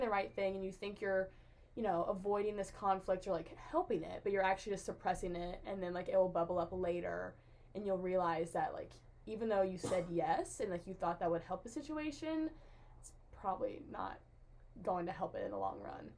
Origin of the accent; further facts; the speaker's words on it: Jackson, Tennessee, United States; I'm from Jackson, Tennessee, which is near Memphis. Um, it's like in West Tennessee.